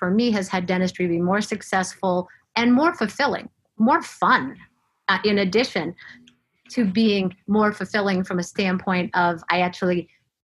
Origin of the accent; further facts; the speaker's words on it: Florida, United States; moved away as an adult; also born or lived in Atlanta, Georgia; I grew up in Florida, went to school in Florida